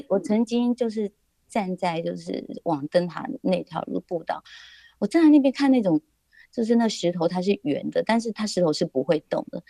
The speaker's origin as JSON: {"language": "Chinese", "town": "Dongyin", "region": "Lienchiang County", "country": "Taiwan", "tie": "born or raised there", "said": "我觉得我的家就在这里啊"}